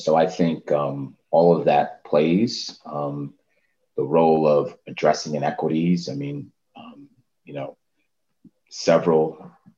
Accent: New York City, New York, United States; I grew up in the Harlem and the Bronx

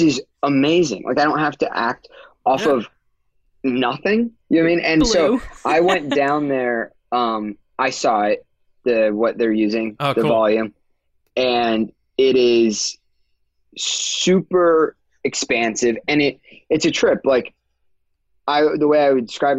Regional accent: near Disneyland, California, United States; I grew up near Disneyland.

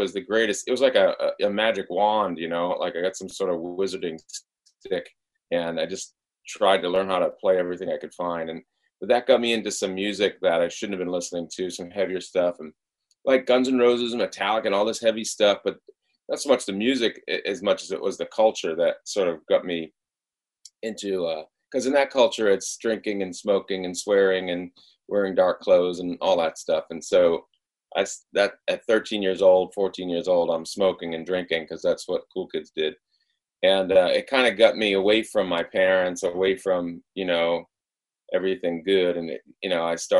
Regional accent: Rhode Island, United States; moved away; I was brought up, I'm from Rhode Island originally, which is one of the first of the states.

